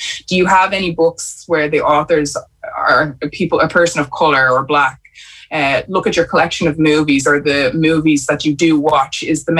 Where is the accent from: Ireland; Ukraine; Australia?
Ireland; we have to change the way we see ourselves as Irish people. You know, that, you know, white skin does not mean Irish. Like, my skin means Irish too now